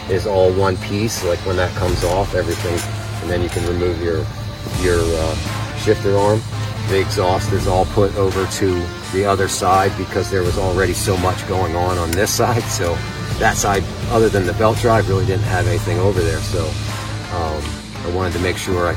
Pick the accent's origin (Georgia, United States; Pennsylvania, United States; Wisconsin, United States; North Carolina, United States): Pennsylvania, United States; Cherry Hill; I'm from Cherry Hill, Pennsylvania.